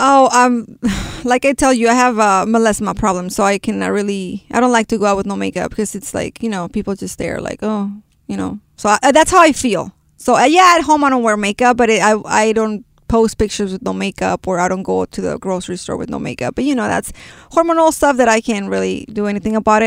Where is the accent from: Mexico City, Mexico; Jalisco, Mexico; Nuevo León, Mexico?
Jalisco, Mexico; Guadalajara; first language Spanish; English is a second language; moved away; De Guadalajara, Jalisco.